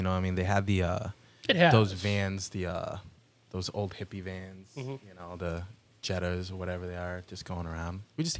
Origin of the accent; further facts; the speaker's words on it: Oxford, Massachusetts, United States; now in Florida, United States; He ends up being from Oxford, where we're from